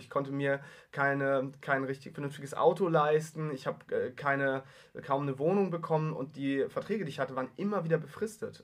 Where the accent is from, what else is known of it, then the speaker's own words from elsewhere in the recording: Heide, Schleswig-Holstein, Germany; Ich komme aus der Kleinstadt, Heide in Schleswig-Holstein, knapp 20.000 Einwohner